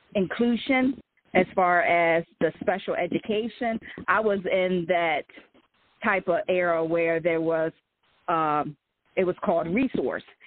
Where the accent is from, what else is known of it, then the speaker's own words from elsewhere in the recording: Salisbury, Maryland, United States; I'm in from uh, Salisbury, Maryland, on the Eastern Shore, raised there